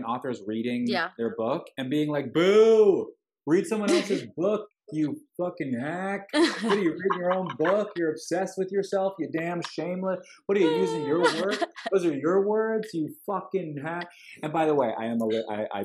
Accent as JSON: {"language": "English", "area": "Long Island", "region": "New York", "country": "United States", "moved": "yes", "lives_now": "Los Angeles, United States", "said": "I'm not from Grand Rapids, Michigan, but I'm from Long Island."}